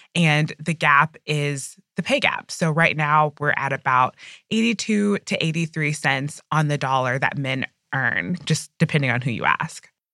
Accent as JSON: {"language": "English", "country": "United States", "said": "as an American"}